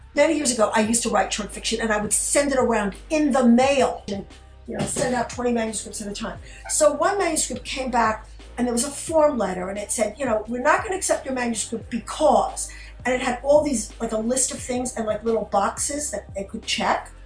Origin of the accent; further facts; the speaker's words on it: New York City, New York, United States; my hometown Brooklyn, is where I was raised, although not born